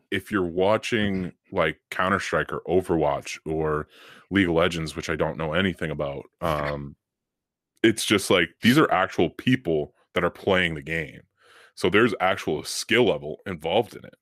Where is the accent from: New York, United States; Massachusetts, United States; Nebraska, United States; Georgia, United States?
Massachusetts, United States; Boston; we are from Boston